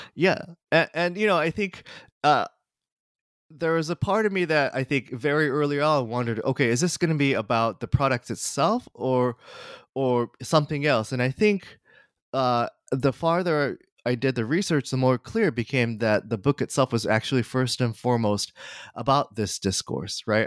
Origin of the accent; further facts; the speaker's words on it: Kanagawa, Japan; moved away; I, uh, was born and raised in Kanagawa, uh, Japan, just south of Tokyo.